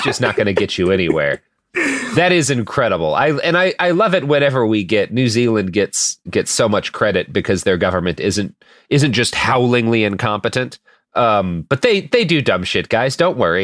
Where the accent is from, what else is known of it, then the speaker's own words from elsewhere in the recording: Portland, Oregon, United States; Nike located in my hometown of Portland